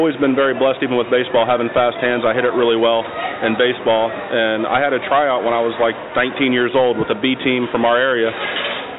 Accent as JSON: {"language": "English", "town": "Delaware", "region": "Ohio", "country": "United States", "tie": "born or raised there", "said": "I was born in Delaware, Ohio, small town just about 20 minutes north of Columbus."}